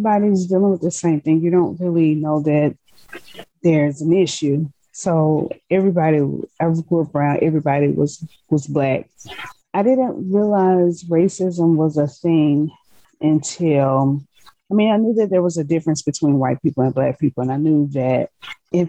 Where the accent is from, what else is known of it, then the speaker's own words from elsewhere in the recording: Decatur, Georgia, United States; also born or lived in Shreveport, Louisiana; I live in Atlanta, but I was born in Shreveport, Louisiana, but I was raised in Decatur, Georgia